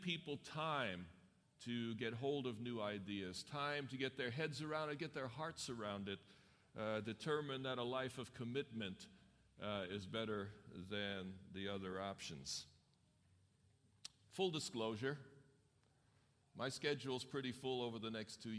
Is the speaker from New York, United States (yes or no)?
yes; New York City, New York, United States; now in Loma Linda, United States; I grew up in New York City